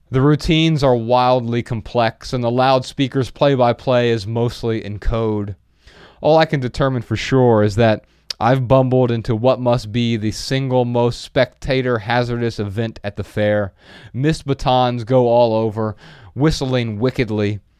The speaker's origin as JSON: {"language": "English", "region": "Midwest", "country": "United States", "said": "I'm from the Midwest, and and every time we land somewhere in the Midwest, it doesn't even have to be back in Dayton or Ohio in general."}